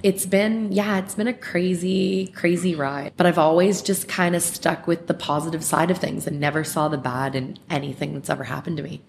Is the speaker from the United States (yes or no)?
no; Mississauga, Ontario, Canada; I grew up in Clarkson. I was born at the Trillium in Mississauga